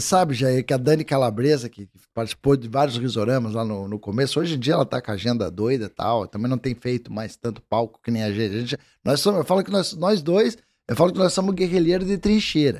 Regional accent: Curitiba, Paraná, Brazil; eu sou curitibano que tecnicamente não tem essa, essa vamos dizer, cultura do mate.

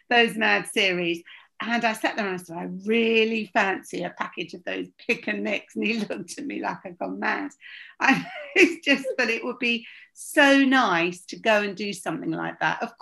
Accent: London, United Kingdom; also born or lived in Bournemouth; I was born in Bournemouth and we were, we used to go back there after we'd moved to London every weekend.

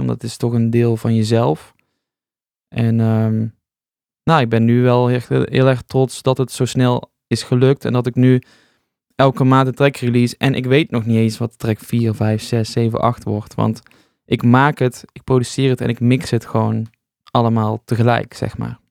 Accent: North Brabant, Netherlands; moved away as an adult; also born or lived in Rotterdam; now in 's-Hertogenbosch, Netherlands; ik ben een Brabander, dus ik wilde eigenlijk weer terug

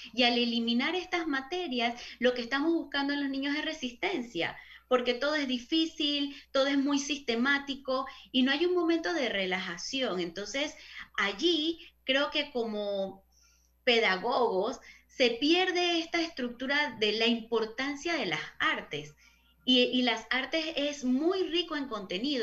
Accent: Panama; nosotros como panameños

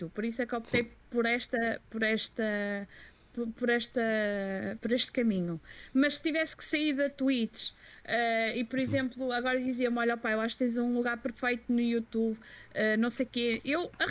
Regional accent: Belgium; Portuguese is a second language; eu sou belga e, eh, e, francês e inglês não se juntam

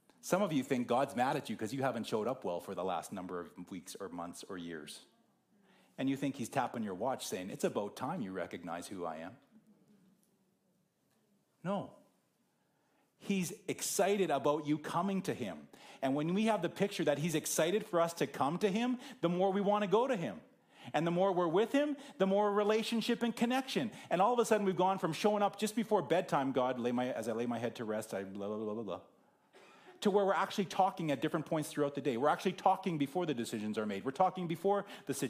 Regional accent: Whitewood, Saskatchewan, Canada; moved away; my hometown of Whitewood is halfway between here and Saskatoon

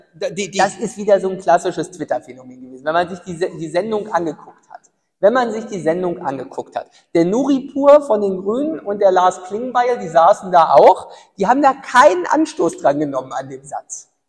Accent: Ueckermünde, Mecklenburg-Vorpommern, Germany; also born or lived in Greifswald; Öckermünde, ja meine Heimatstadt.

